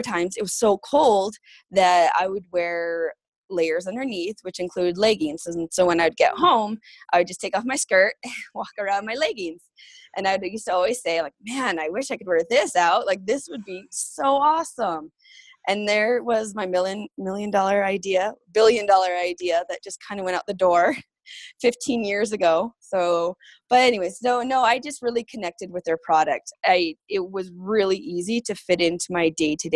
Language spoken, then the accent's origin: English; Rosemary, Alberta, Canada; now in Centerville, United States; I call Alberta home and a little place called Rosemary.